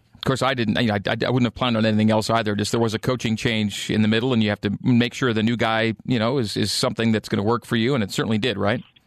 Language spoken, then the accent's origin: English; Canada; as a Canadian where I grew up